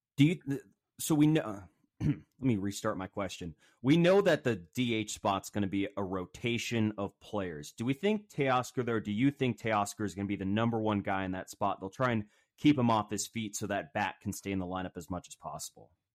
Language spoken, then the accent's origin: English; Seattle, Washington, United States; I grew up in Ballard